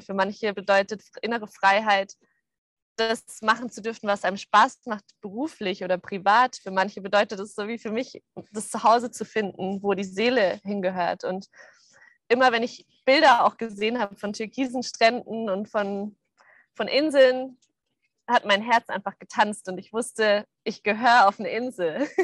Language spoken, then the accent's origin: German; Munich, Bavaria, Germany; moved away; ich komme aus München